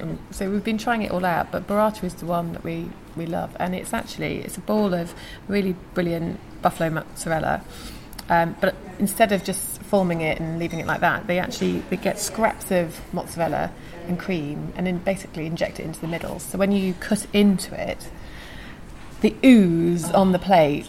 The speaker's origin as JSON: {"language": "English", "area": "Lincolnshire", "region": "East Midlands", "country": "United Kingdom", "moved": "yes", "lives_now": "London, United Kingdom", "said": "I'm from Lincolnshire"}